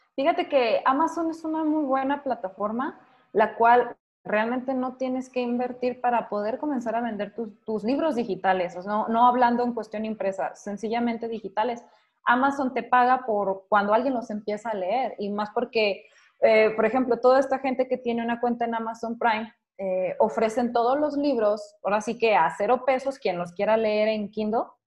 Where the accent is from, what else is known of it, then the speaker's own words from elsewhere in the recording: Mexico; soy de México